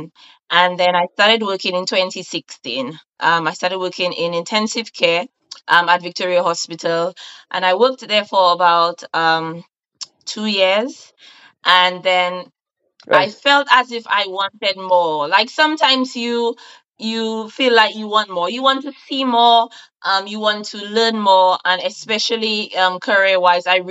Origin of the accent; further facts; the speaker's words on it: St. Lucia; moved away as an adult; now in United Kingdom; I'm from St. Lucia, but I currently live in the UK. It's 3 years now